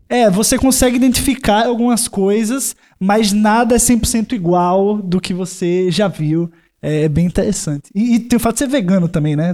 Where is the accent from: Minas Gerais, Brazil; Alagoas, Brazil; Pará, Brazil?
Alagoas, Brazil; Maceió; now in São Paulo, Brazil; sou de Maceió eu